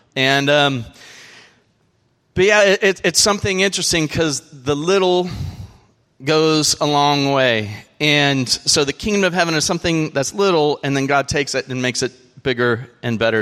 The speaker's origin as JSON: {"language": "English", "region": "California", "country": "United States", "moved": "yes", "said": "I am from a place where they have these things called sequoias"}